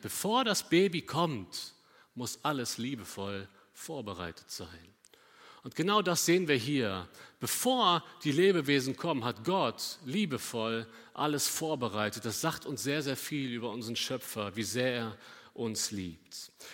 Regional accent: Cologne, North Rhine-Westphalia, Germany; also born or lived in Bünde; nach Köln gucken, da wo ich herkomme.

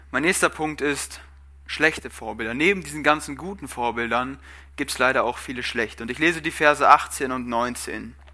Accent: Germany; Ich bin Deutscher, das ist meine Nationalität, aber wer bin ich?

